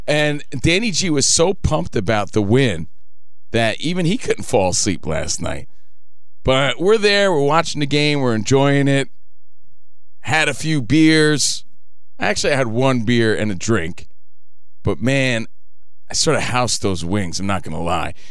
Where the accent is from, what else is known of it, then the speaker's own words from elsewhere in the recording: Union, New Jersey, United States; now in Los Angeles, United States; I'm just a kid from Union, New Jersey